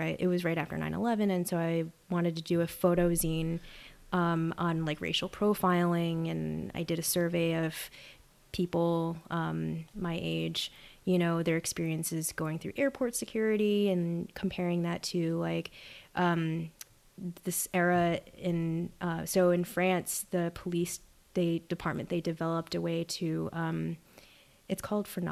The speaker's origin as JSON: {"language": "English", "town": "New York City", "region": "New York", "country": "United States", "tie": "born or raised there", "also_born_or_lived": "Wellesley, Massachusetts", "moved": "as an adult", "said": "I'm originally from New York City, I'm a city kid"}